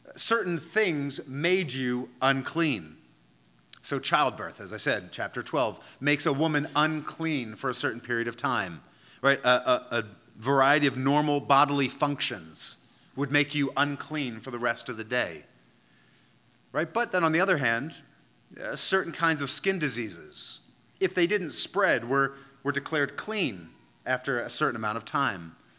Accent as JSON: {"language": "English", "area": "outside of Philadelphia", "region": "Pennsylvania", "country": "United States", "tie": "born or raised there", "said": "the local municipality where I grew up outside of Philadelphia"}